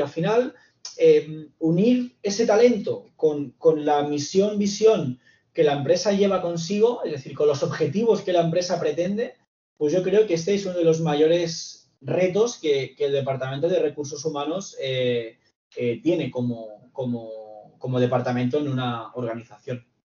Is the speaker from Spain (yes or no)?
yes; Reus, Catalonia, Spain; soy de Reus